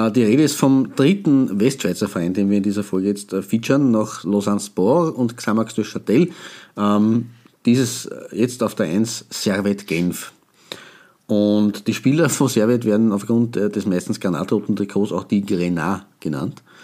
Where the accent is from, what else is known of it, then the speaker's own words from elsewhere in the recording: Austria; wir als Österreicher